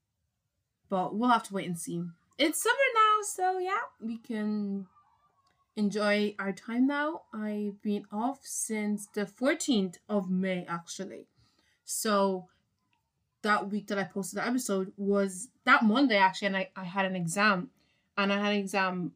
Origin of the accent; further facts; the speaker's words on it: Ireland; I'm from Ireland